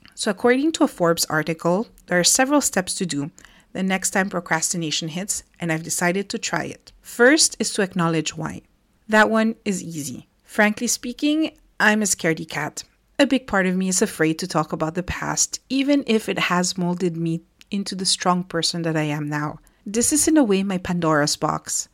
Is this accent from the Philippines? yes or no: yes; Philippines; moved away as an adult; now in France; growing up in the Philippines